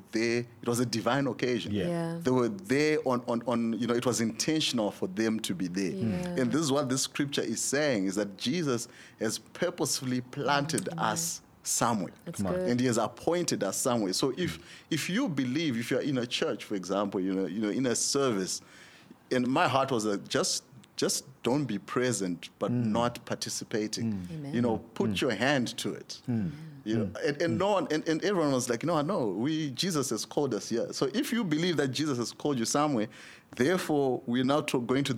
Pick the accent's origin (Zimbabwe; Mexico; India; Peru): Zimbabwe; I'm from Zimbabwe